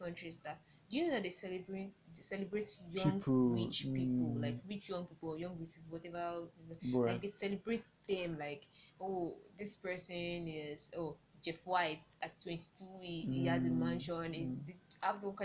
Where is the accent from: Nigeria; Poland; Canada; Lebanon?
Nigeria; Maybe it's as Nigerian.